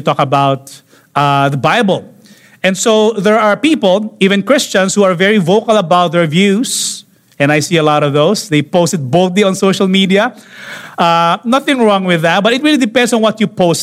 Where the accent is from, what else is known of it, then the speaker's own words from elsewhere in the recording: Philippines; here in the Philippines